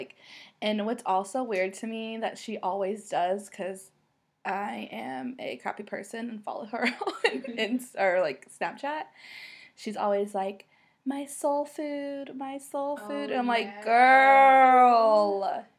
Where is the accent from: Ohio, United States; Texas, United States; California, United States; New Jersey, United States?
Texas, United States; Dallas; So we're from Dallas, so obviously we're Dallas Cowboy fans.